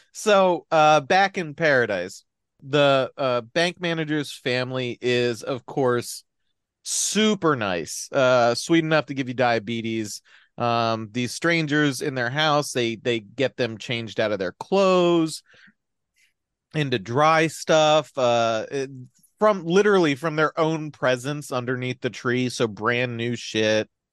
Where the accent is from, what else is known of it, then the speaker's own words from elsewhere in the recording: New Jersey, United States; I'm from New Jersey